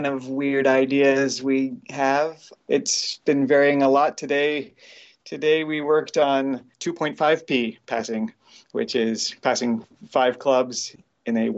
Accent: Miami, Florida, United States; I grew up in Miami

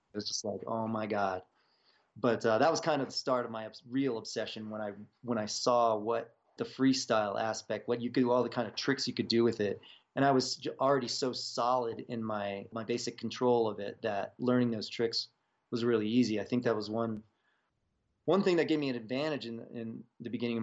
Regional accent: Virginia, United States; now in Boulder, Colorado, United States; I was growing up in Virginia

